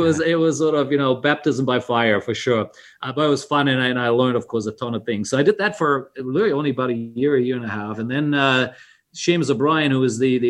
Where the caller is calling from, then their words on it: Bangkok, Thailand; I'm calling in from Bangkok, Thailand.